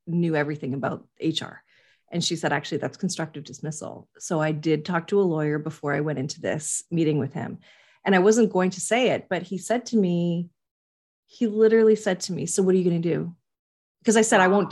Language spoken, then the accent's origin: English; Canada; I'm Canadian